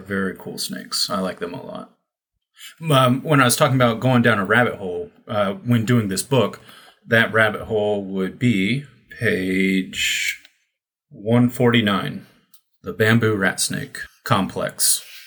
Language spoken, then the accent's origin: English; United States; moved away as an adult; also born or lived in China